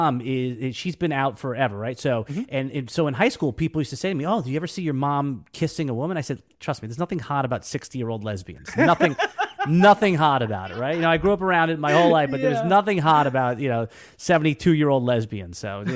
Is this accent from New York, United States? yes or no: yes; New York, United States; now in Jacksonville, United States; Yeah, no, I'm a New Yorker, native New Yorker, and obviously, the last decade, the 10 years, I live in Jacksonville, Florida.